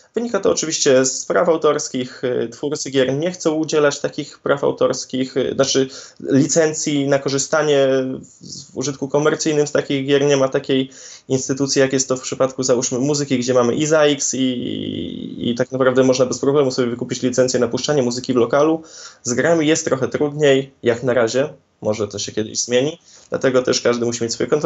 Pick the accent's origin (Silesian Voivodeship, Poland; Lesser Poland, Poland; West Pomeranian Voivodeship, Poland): West Pomeranian Voivodeship, Poland; Szczecin; u nas w Szczecinie